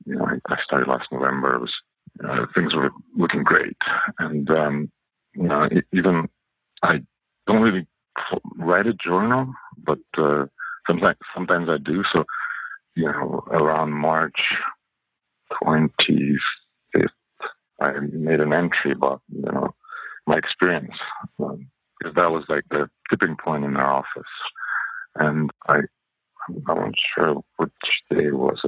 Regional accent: Canada; English is a second language; moved away as an adult; also born or lived in Russia / Hong Kong / China; now in California, United States; English is not my first language. It's actually my third. So I speak French as my second language. Grew up in Canada. I'm Russian originally

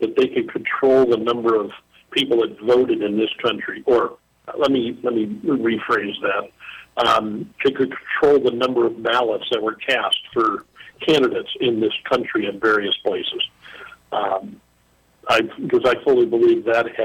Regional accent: United States; moved away as an adult; now in Saudi Arabia; I'm the American that's here

